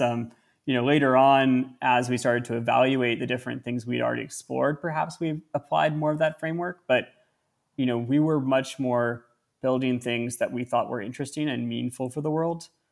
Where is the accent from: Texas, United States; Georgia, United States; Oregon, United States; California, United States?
California, United States; Northern; I grew up in Northern California in one country